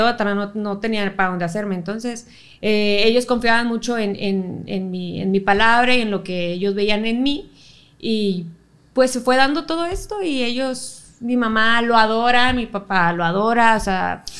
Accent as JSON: {"language": "Spanish", "town": "Monterrey", "region": "Nuevo León", "country": "Mexico", "tie": "born or raised there", "said": "De, Monterrey, sí, yo soy aquí regia, regia. Un 6 de enero del 95"}